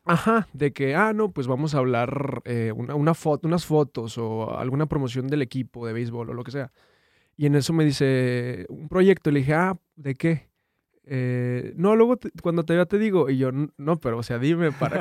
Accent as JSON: {"language": "Spanish", "region": "Durango", "country": "Mexico", "moved": "as an adult", "lives_now": "Monterrey, Mexico", "said": "Yo soy de Durango"}